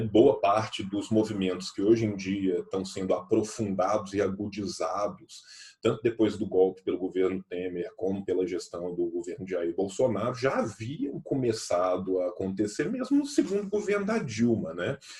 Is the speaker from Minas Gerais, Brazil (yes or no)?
yes; Pompéu, Minas Gerais, Brazil; nós que somos do interior, eu sou de Pompeu